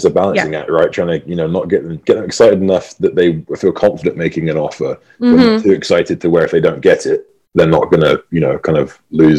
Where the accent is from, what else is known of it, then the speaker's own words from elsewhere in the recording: England, United Kingdom; now in Boise, United States; I'm obviously from England. I'm not from here. I'm based in Boise, Idaho.